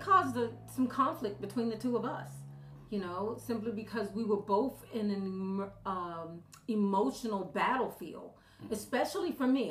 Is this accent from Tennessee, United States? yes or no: no; Baltimore, Maryland, United States; I'm from Baltimore, Maryland